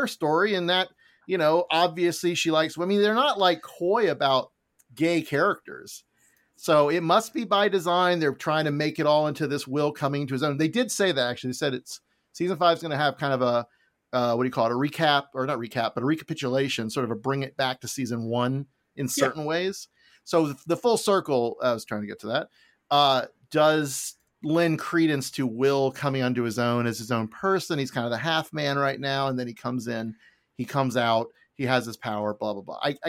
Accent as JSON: {"language": "English", "region": "Florida", "country": "United States", "tie": "born or raised there", "said": "middle of nowhere, Florida."}